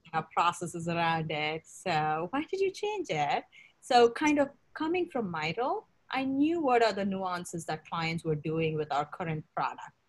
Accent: India; moved away as an adult; now in United States; I grew up in India

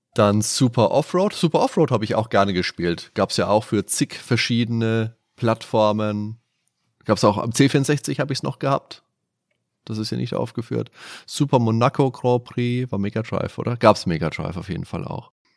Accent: near the district of Schweinfurt, Bavaria, Germany; Ich wohne zwei Kilometer vom Schweinfurter Landkreis entfernt

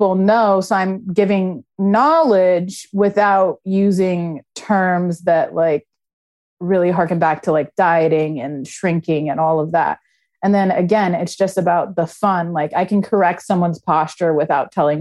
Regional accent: Los Angeles, California, United States; moved away as an adult; now in Philadelphia, United States; I was born and raised in LA, but I came to Philly when I was 21.

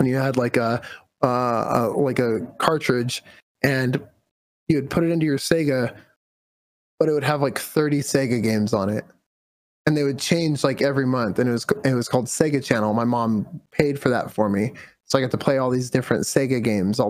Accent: California, United States; my mom actually drove trucks when I was growing up in California

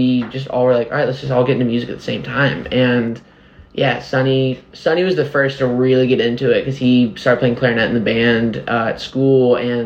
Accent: Nashville, Tennessee, United States; I was born and raised here. The first house we lived on was on Abbott Martin, kind of in Green Hills area

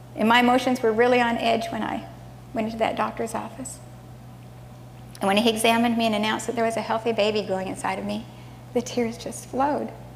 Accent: Southern California, United States; moved away as an adult; also born or lived in Hawaii; I grew up in Southern California with a brother and sister and a mom and dad

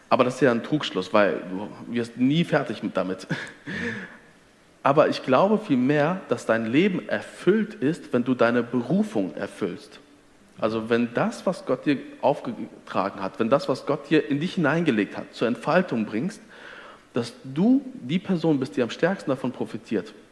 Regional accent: Detmold, North Rhine-Westphalia, Germany; Also ich komme, wie du sagst, ich komme aus Detmold. Detmold hat auf vergleichbar große Bewohnerzahl doppelt so viele Freikirchen.

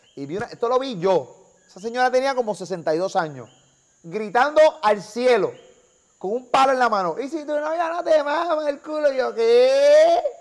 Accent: Carolina, Puerto Rico; soy de los pendejos de Carolina

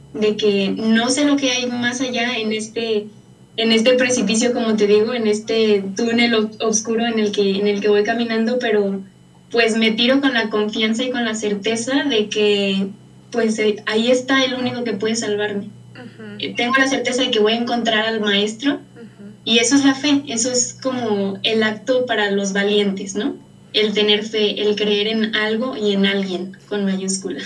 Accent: Valle de Guadalupe, Jalisco, Mexico; soy de Valle de Guadalupe, de la diócesis de, San Juan

